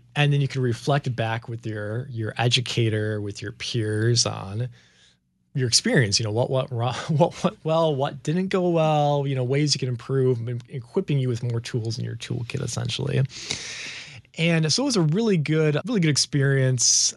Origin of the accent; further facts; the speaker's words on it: Chicago suburbs, Illinois, United States; also born or lived in Grand Rapids, Michigan; I was born in Grand Rapids, Michigan, so we lived there for about six years until my dad took a call to the Chicago area where we've been ever since. And so growing up in the Chicago suburbs, that's where most of my memories are from.